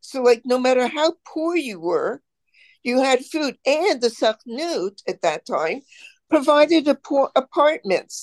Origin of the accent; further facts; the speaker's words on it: Canada; I'm Canadian